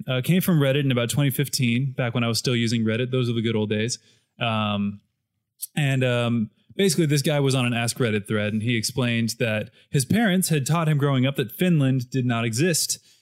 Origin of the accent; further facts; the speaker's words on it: United States; speaking as an American